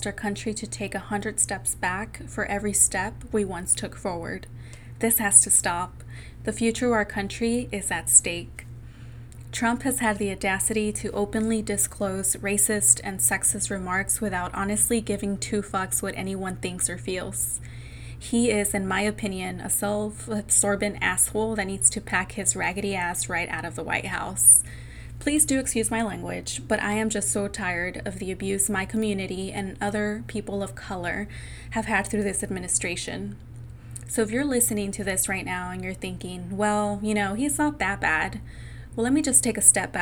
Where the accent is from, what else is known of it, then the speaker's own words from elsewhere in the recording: California, United States; I grew up in a Latinx community of my home state of California